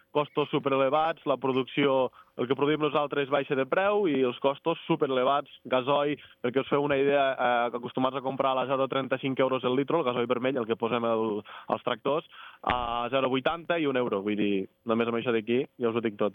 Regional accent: Bellcaire d'Urgell, Catalonia, Spain; De Lleida, de Bellcaire d'Urgell

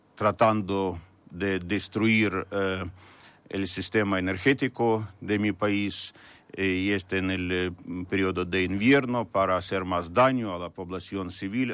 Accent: Ukraine; moved away; mi pueblo

